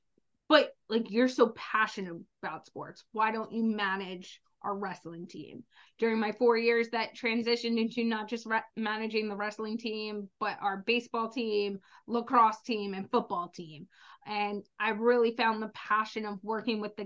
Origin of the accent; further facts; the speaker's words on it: the South, United States; I was born in the South in the summer